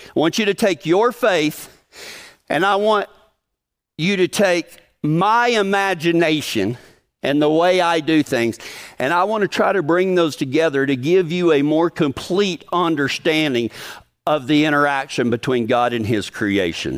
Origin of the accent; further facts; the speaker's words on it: Big Lake, Texas, United States; moved away; my hometown of Big Lake, Texas